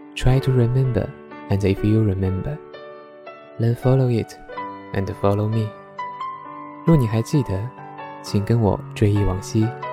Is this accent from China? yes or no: yes; Fujian, China; moved away; 我的老家是福建东北部山区的一个小县城